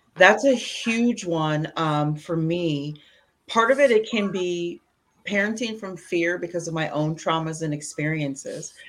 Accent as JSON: {"language": "English", "region": "Indiana", "country": "United States", "tie": "born or raised there", "moved": "yes", "lives_now": "Washington, D.C. metropolitan area, United States", "said": "I grew up in Indiana, middle America"}